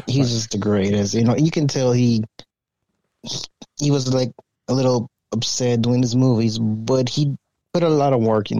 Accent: Texas, United States; I'm from Texas

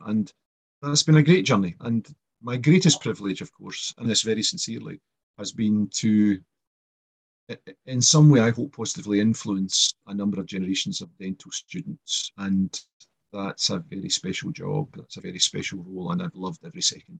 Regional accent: Kilmarnock, Scotland, United Kingdom; I grew up in Kilmarn in Ayrshire

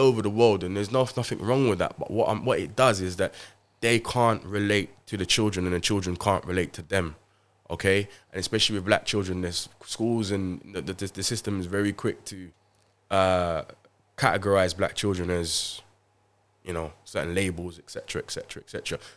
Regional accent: London, United Kingdom; I grew up in Haringey, Tottenham

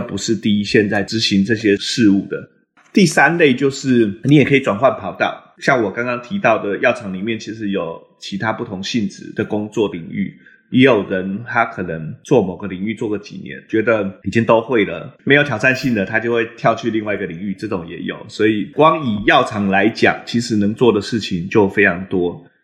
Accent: Taiwan; moved away as an adult; now in Boston, United States; 我毕竟都在台湾长大嘛，所以我其实不太了解美国的职场文化

